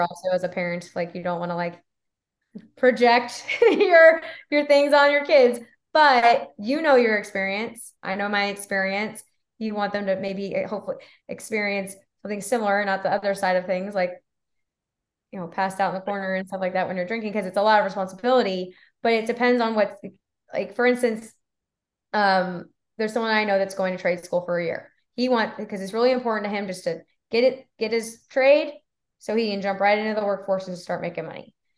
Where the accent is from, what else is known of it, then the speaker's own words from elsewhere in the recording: Texas, United States; moved away as an adult; also born or lived in Florida; I'm from Texas